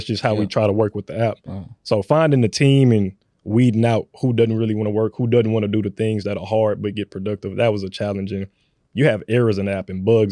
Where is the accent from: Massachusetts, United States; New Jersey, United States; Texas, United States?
Texas, United States; Houston; me being from the north side of Houston, I currently live on the south side